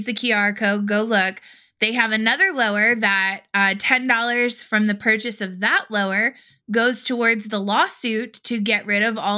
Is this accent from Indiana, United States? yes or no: no; Charleston, South Carolina, United States; moved away; I'm originally from Charleston, South Carolina